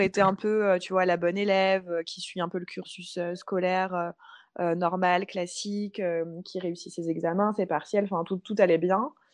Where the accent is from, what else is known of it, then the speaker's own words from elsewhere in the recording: Paris, Île-de-France, France; moved away as an adult; also born or lived in Bali; je suis originaire de Paris